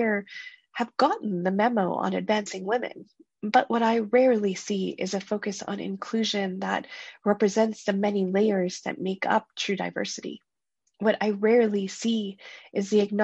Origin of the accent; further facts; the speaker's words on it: Canada; I grew up in Canada, a country chock full of opportunities